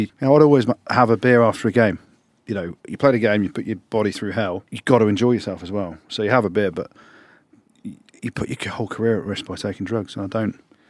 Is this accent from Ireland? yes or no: no; England, United Kingdom; As every Englishman involved in the sport, you're brought up to dislike the Aussies.